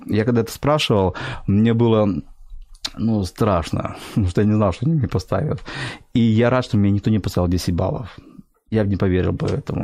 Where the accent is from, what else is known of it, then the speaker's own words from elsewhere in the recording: Sevastopol, Crimea, Ukraine; moved away as an adult; also born or lived in Mykolaiv; now in Kyiv, Ukraine; Мой папа был военный, ага. поэтому уже в год я жил в Севастополе, и с года я до 35-36 лет я жил в Севастополе